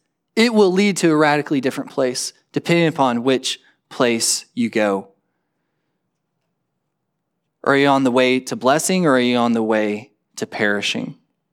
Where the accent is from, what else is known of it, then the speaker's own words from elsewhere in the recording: Perryton, Texas, United States; From Perryton, the town that I grew up in the Panhandle, there's two roads in, there's two roads out.